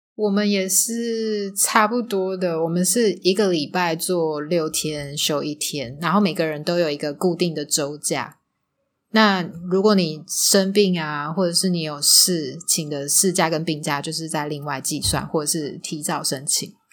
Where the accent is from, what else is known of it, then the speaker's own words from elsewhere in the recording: Taiwan; also born or lived in Macau; 我是台湾人